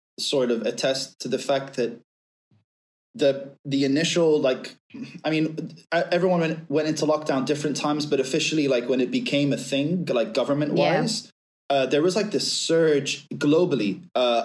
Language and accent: English; Abu Dhabi, United Arab Emirates; moved away as an adult; being Syrian British, but being essentially raised from I was 2 months old up until 21 in Abu Dhabi